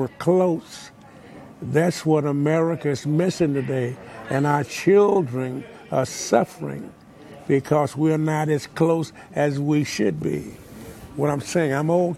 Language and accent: English; Wichita Falls, Texas, United States; also born or lived in Waxahachie, Texas; I grew up in Wichita Falls, Texas, 601 Dallas Street